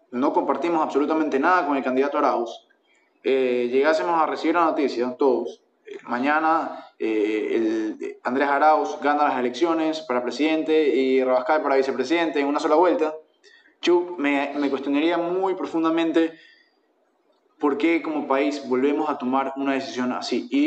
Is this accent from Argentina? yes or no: no; Ecuador; Somos ecuatorianos